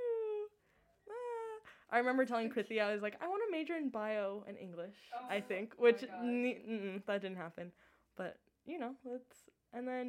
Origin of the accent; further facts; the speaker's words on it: Oregon, United States; moved away as an adult; I'm from Oregon